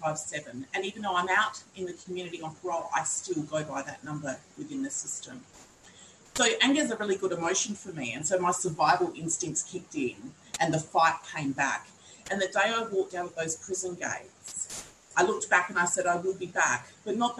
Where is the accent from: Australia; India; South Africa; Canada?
Australia; Kaurna country, South Australia; I'm a Gunditjmara woman born and raised on Kaurna Yurta